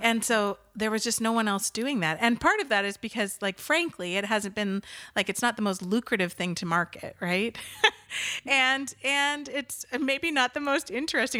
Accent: Nanaimo, British Columbia, Canada; moved away as an adult; also born or lived in southwestern Ontario; now in Ontario, Canada; I was born and raised in Nanaimo, Vancouver Island. So the west coast of Canada

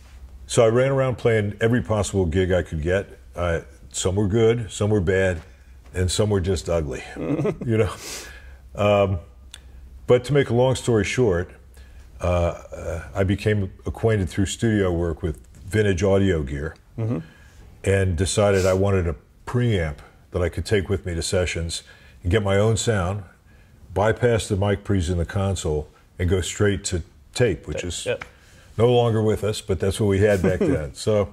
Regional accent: St. Louis, Missouri, United States; now in New York, United States; I came to New York from St. Louis.

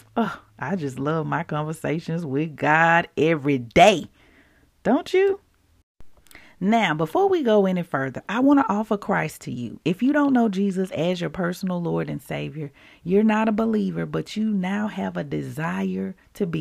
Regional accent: Mississippi, United States; I grew up in Mississippi

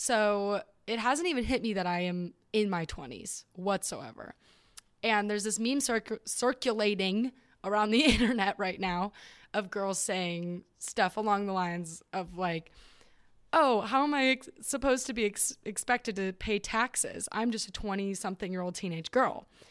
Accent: Southern California, United States; I am from Southern California

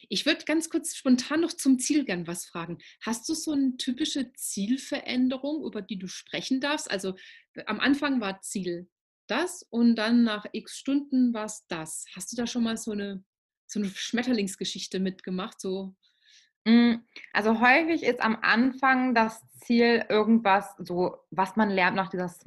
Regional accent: Baden-Württemberg, Germany; Ja, also ich komme ja aus Baden-Württemberg.

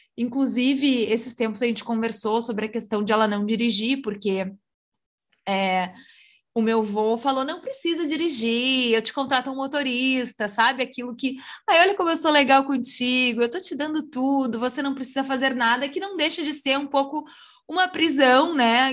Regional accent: Rio Grande do Sul, Brazil; ela também nasceu no mesmo estado que eu, que se chama Rio Grande do Sul

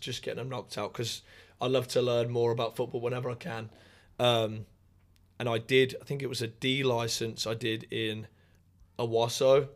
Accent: Raunds, East Midlands, United Kingdom; moved away as an adult; now in United States; I am from a little town called Rauns

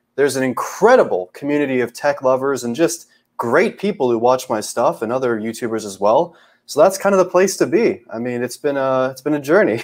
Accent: Canada; I'm Canadian

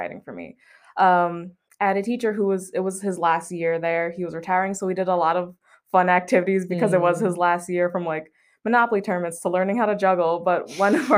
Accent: Sacramento, California, United States; moved away as an adult; now in Merced, United States; I'm originally from Sacramento, born and raised

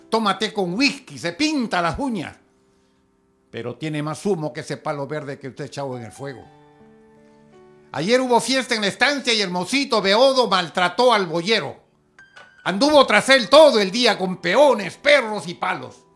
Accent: Peru; Buenas. Soy, eh … soy del Perú, pertenezco al club Arimex de Marisela Loesa y a Adela, Asociación de Escritores Latinoamericanos.

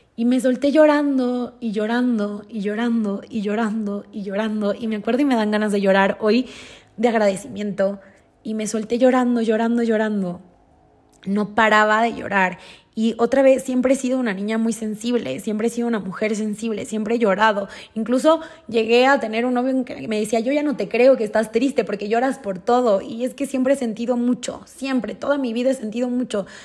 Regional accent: Durango, Mexico; moved away; crecí en Durango, nací en Durango, crecí en Durango

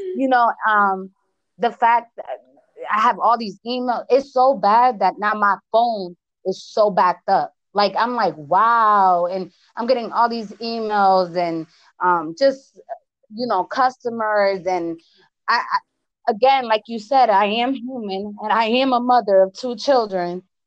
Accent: Connecticut, United States; accent: East Coast; English is a second language; now in Las Vegas, United States; I know my accent, right? I'm from the East Coast. I'm from Connecticut.

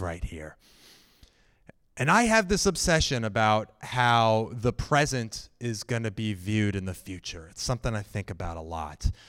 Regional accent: Annandale, Virginia, United States; I grew up in Annandale, Virginia, right outside of Washington, D C

